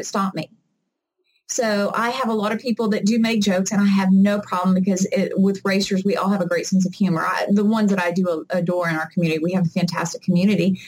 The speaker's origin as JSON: {"language": "English", "region": "the South", "country": "United States", "said": "I'm from the South"}